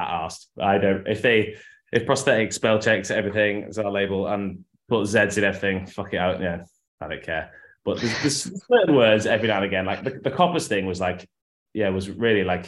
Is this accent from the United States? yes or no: no; Yorkshire and the Humber, United Kingdom; also born or lived in Liverpool; came from Yorkshire, where I'm from in England